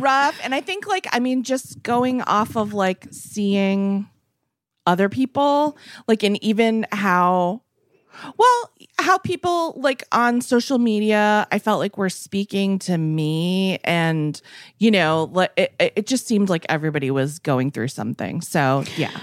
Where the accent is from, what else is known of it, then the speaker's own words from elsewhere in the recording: East Coast, United States; now in West Coast, United States; growing up on the East Coast and living on the West